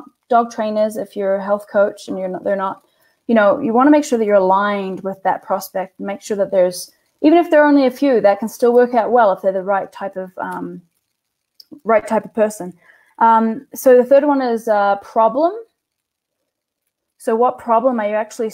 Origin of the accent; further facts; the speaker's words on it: New Zealand; I'm a lesbian from New Zealand